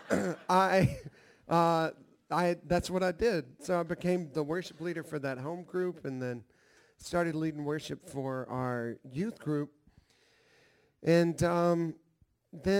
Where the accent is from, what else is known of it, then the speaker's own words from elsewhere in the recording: Nashville, Tennessee, United States; I grew up here in Nashville.